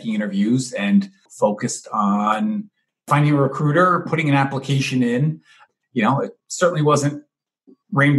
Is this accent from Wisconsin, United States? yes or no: no; New York City, New York, United States; now in Milwaukee, United States; I grew up in New York, born and raised in Manhattan